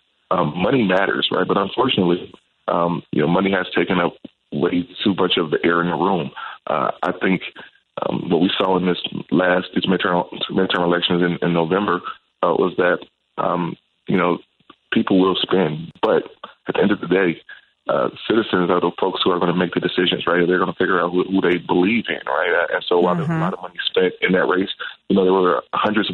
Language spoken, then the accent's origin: English; Chicago, Illinois, United States; I'm born and raised in Chicago. I'm raising my family on the South Side. I'm from the South Side.